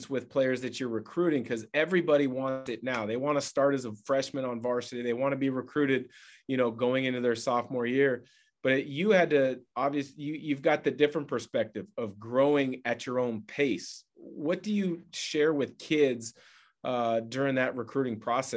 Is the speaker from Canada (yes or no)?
no; Portland, Oregon, United States; as a kid myself growing up in the Portland area